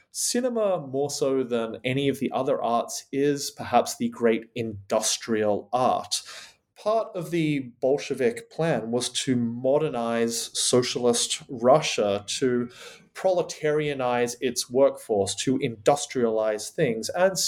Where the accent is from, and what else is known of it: Australia; now in United Kingdom